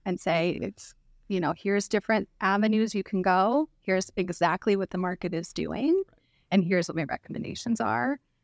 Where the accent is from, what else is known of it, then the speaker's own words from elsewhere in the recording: Clark County, Washington, United States; also born or lived in Arizona; I grew up in Clark County, born and raised, went to Fort Vancouver High School